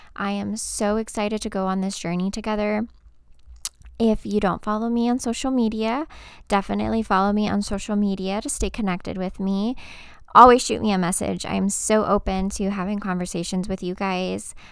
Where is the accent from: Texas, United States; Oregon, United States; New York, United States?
Texas, United States; moved away as an adult; now in Georgia, United States; I am originally from Texas. I lived in Texas my whole life, born and raised.